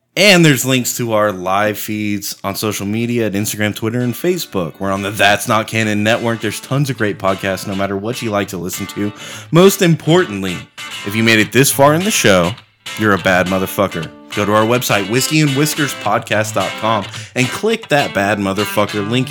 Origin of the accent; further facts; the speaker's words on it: United States; we're all from America